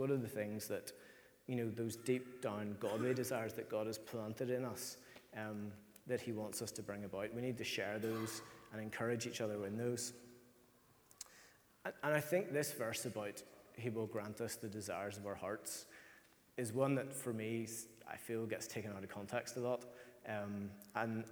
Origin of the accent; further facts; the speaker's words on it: Ireland; as Irish people